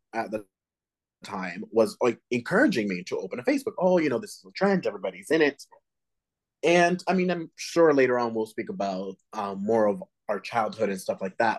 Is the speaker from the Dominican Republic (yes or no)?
yes; Dominican Republic; I'm Latino, just like you. I'm from the Dominican Republic.